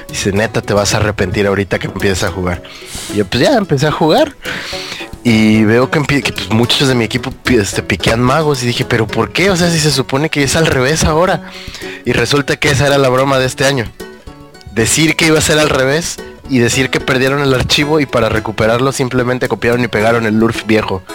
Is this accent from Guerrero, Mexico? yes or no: yes; Acapulco, Guerrero, Mexico; now in Mexico City, Mexico; me vine a mi pueblo